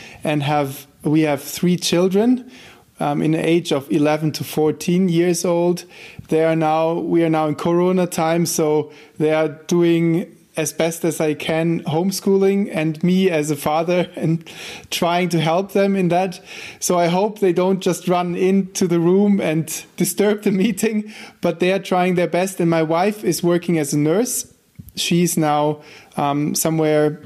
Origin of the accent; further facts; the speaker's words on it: Germany; first language German; English is a second language; moved away as an adult; also born or lived in Switzerland; now in Austria; I'm German native